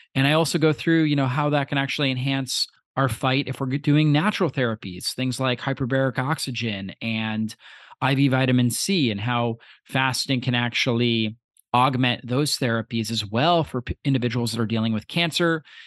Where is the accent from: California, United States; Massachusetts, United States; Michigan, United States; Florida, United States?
Florida, United States; I grew up in Florida